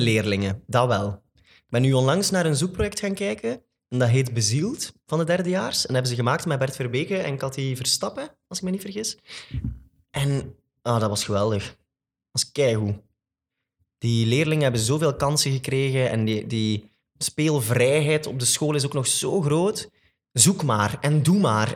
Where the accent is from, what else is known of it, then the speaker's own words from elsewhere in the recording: Flanders, Belgium; een van de grotere musicalartiesten bij ons in Vlaanderen